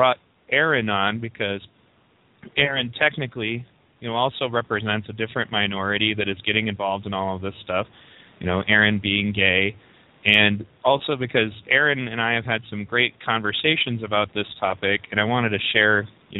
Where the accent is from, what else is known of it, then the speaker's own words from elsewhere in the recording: Pontiac, Michigan, United States; I was a poor white kid growing up in Pontiac